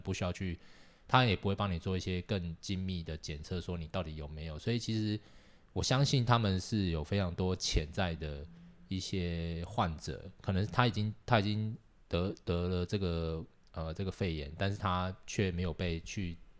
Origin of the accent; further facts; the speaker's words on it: Taiwan; now in Japan; 我们台湾人